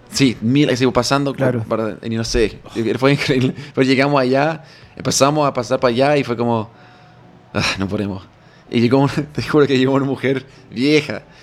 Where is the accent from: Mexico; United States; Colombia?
United States; near Gettysburg, Pennsylvania; Spanish is a second language; moved away as an adult; now in Chile; Gettysburg es increíblemente, al lado de mi, bueno, mi ciudad de nacimiento